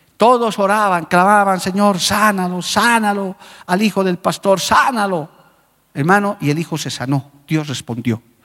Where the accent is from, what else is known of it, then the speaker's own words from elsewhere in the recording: Bolivia; como boliviano